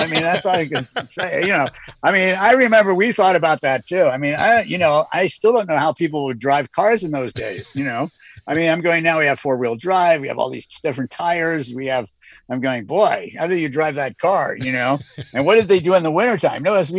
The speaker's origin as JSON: {"language": "English", "region": "New York", "country": "United States", "moved": "yes", "lives_now": "Montana, United States", "said": "I come from New York originally"}